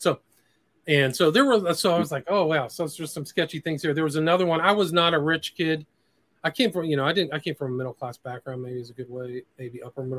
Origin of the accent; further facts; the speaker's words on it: Nebraska, United States; born there; You have to remember, like I was born in Nebraska. I have a kind of semi-Midwestern sensibility.